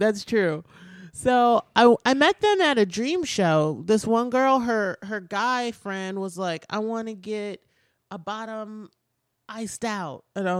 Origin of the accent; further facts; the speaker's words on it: Midwest, United States; Oh, fair enough. We're from the Midwest.